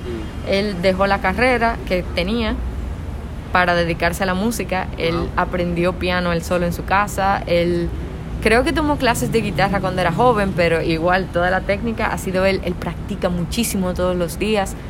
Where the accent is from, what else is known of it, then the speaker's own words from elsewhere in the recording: Dominican Republic; una cantautora de República Dominicana